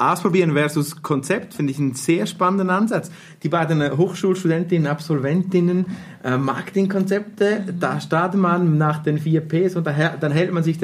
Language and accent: German; Switzerland; accent: Swiss German; Maßkocht war wirklich eine spontane Geschichte, die direkt halt in unserem schönen Schweizer Dialekt entstanden ist und du hast nichts davon verstanden.